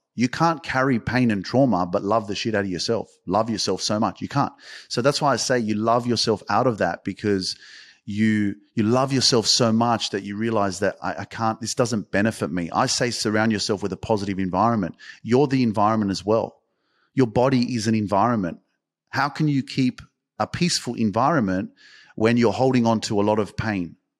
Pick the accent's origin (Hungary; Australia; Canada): Australia; I'm freaking from Australia